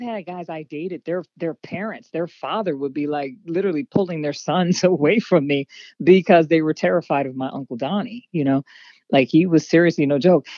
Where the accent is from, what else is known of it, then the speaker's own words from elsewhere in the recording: Harrisburg, Pennsylvania, United States; also born or lived in Hershey, Pennsylvania; I am from Harrisburg, Pennsylvania